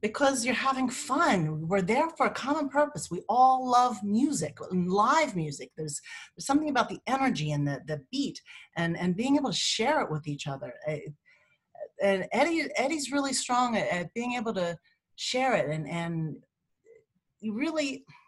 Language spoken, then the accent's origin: English; Lancaster, Pennsylvania, United States; moved away; also born or lived in Manhattan, New York; I'm from Lancaster, Pennsylvania, so I'm home on the Amish Dunge